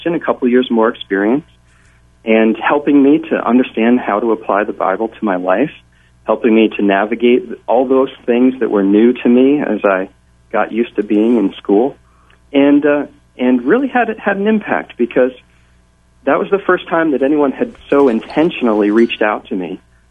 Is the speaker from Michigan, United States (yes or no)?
no; Pleasant Valley, New York, United States; moved away as an adult; also born or lived in Gettysburg, Pennsylvania; I grew up in the Hudson Valley, in Pleasant Valley, New York